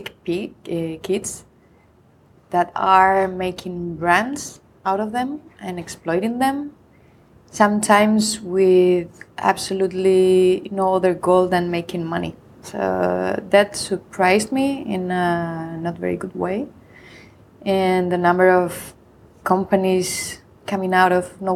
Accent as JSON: {"language": "English", "town": "Madrid", "region": "Community of Madrid", "country": "Spain", "also_born_or_lived": "Irvine, California", "said": "I'm from Madrid, Spain, and I am an associate professor at Complutense University in the same city, Madrid"}